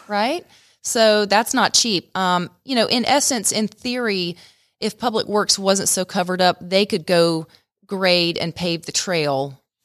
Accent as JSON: {"language": "English", "town": "Stone Mountain", "region": "Georgia", "country": "United States", "tie": "born or raised there", "also_born_or_lived": "Atlanta, United States", "moved": "as an adult", "lives_now": "Rome, United States", "said": "I grew up in Stone Mountain and actually came up here, um, in the early nineties to go to Shorter College"}